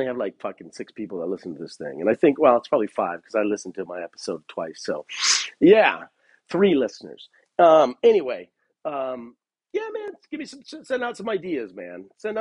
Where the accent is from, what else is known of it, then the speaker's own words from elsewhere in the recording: Los Angeles, California, United States; moved away as an adult; now in Bend, United States; I'm from Los Angeles, where it's either hot or just not that hot